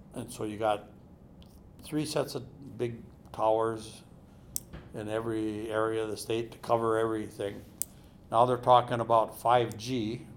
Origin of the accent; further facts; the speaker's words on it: Perham, Minnesota, United States; I grew up on Little Pine